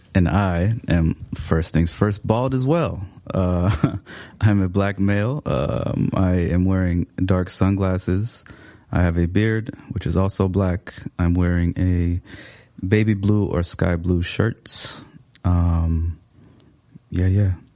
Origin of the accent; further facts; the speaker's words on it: Seattle, Washington, United States; English is a second language; moved away as an adult; now in Minneapolis, United States; I came here in about 2017, but I, I grew up in Seattle